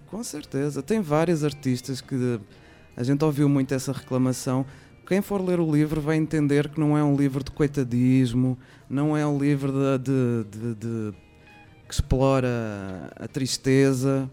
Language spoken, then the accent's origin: Portuguese; Portugal; also born or lived in São Paulo, Brazil; now in Brazil; como portuguesa